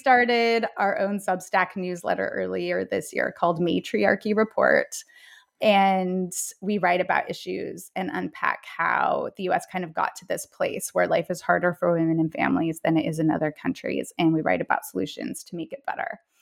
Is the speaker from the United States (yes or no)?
yes; Salt Lake City, Utah, United States; moved away as an adult; also born or lived in Bay Area; now in New York City, United States; I was raised in Salt Lake City, Utah, as the oldest of four daughters